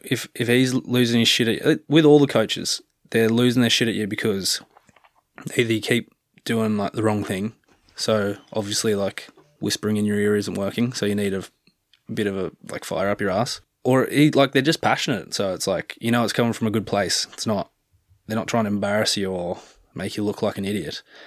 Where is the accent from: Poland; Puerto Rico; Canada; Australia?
Australia; Canberra, Australian Capital Territory; moved away as an adult; now in Galway, Ireland; growing up in Australia